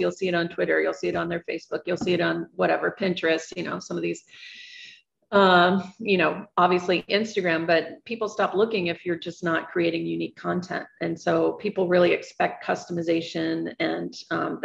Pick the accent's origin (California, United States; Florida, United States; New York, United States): New York, United States; New York City; as a New Yorker